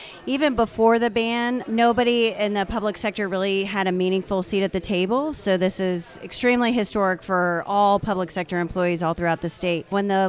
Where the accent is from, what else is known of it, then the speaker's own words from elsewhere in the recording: Virginia, United States; I'm from Northern Virginia in Prince William County.